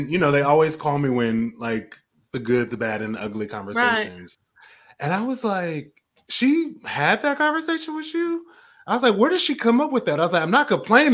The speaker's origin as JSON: {"language": "English", "town": "Portland", "region": "Oregon", "country": "United States", "moved": "yes", "said": "I'm originally from Portland, Oregon"}